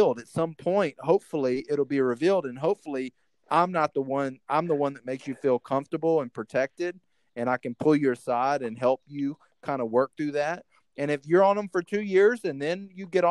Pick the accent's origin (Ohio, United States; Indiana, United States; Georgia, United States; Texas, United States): Texas, United States; a lot of our family that I grew up with in Texas are heavy drinkers